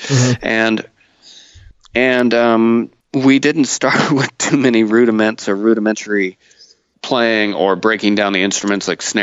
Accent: Northern California, United States; now in Seattle, United States; I built that skill growing up in Northern California

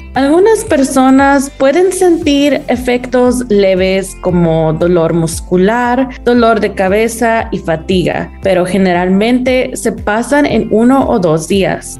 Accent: Las Vegas, Nevada, United States; also born or lived in Utah / Arizona / Reno, Nevada; yo crecí en Nevada, mi familia tiene 22 años viviendo en Las Vegas.

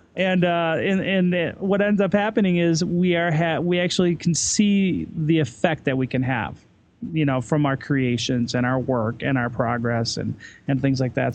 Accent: United States; also born or lived in Salt Lake City, Utah / Ireland; now in Denver, United States; as an American living in Europe

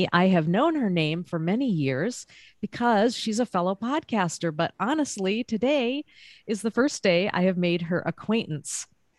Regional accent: Maine, United States; a lot of people know that I'm from Maine originally. And I like to keep people thinking that I grew up there my entire life, but that's not true.

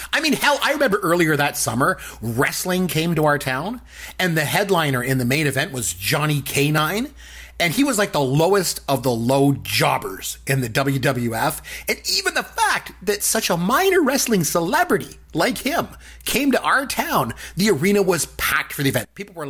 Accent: Port Elgin, Ontario, Canada; my hometown of Port Elgin, Ontario. So I'm from a really small town in Ontario. It's like 7,000 people there.

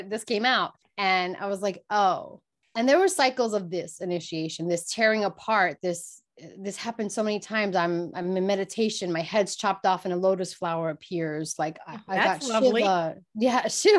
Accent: Brooklyn, New York, United States; listen, I grew up in Brooklyn, New York.

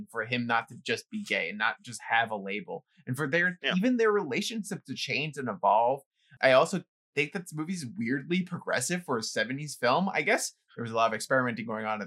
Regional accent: New York City, New York, United States; growing up in the Bronx with like people trying to break into your apartment

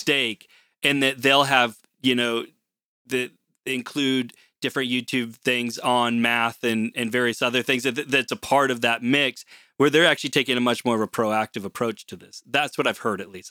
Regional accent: Portland, Oregon, United States; moved away as an adult; now in Canada; I'm originally from Portland, Oregon

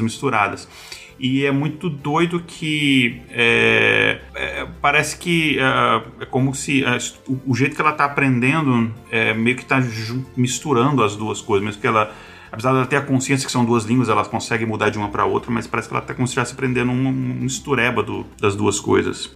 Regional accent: Brasília, Federal District, Brazil; first language Portuguese; moved away; A gente é de Brasília, a gente tem um sotaque assim, o nosso R não é aquele R tão pronunciado.

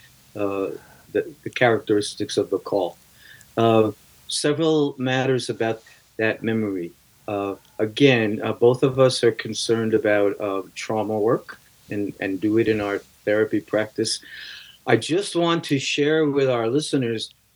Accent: New York City, New York, United States; I grew up in New York City

